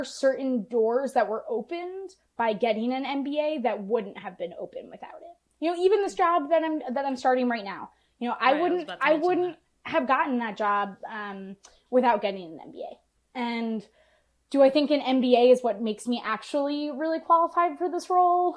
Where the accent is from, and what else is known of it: United States